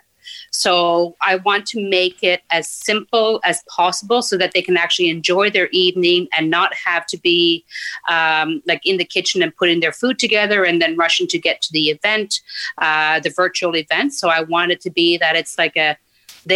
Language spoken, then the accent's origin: English; Newfoundland and Labrador, Canada; moved away as an adult; also born or lived in Nain, Labrador; now in Ottawa, Canada; our family moved down to Northern Newfoundland, where I was until I graduated high school